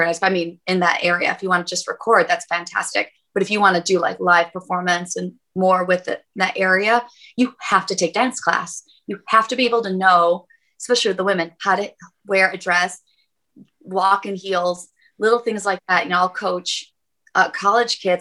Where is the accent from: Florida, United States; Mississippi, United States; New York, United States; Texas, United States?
New York, United States; about 45 minutes from Buffalo; moved away; which is like 45 minutes from my hometown.